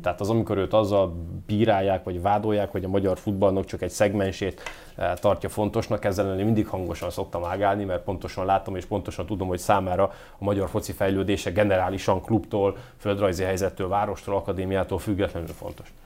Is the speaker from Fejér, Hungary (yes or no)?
no; Győr, Győr-Moson-Sopron, Hungary; also born or lived in Komárom; now in Göd, Hungary; Én Győrben nevelkedtem